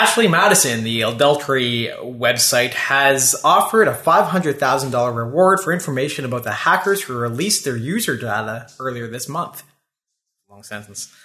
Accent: Elliot Lake, Ontario, Canada; now in Ottawa, Canada; I'm from Elliot Lake, Ontario

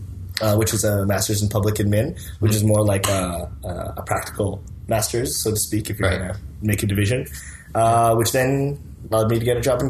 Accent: Vancouver, British Columbia, Canada; moved away as an adult; also born or lived in Montreal; now in Ottawa, Canada; I ended up coming to Ottawa in a very strange way. So I grew up in Vancouver.

